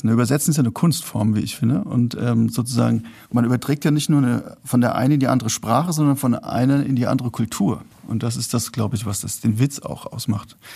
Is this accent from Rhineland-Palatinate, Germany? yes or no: yes; Rhenish Hesse, Rhineland-Palatinate, Germany; also born or lived in Berlin; now in Frankfurt, Germany; also ich bin da aufgewachsen in Rheinhessen